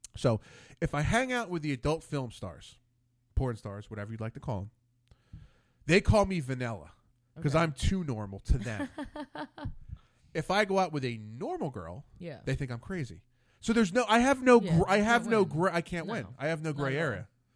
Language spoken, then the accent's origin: English; Lower Gwynedd, Pennsylvania, United States; I grew up in Lower Gwinnett